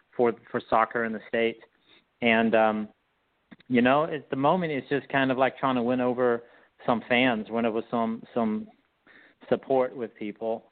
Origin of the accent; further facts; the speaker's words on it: South Africa; moved away as an adult; also born or lived in Whitehall, United States; now in United States; I grew up in South Africa.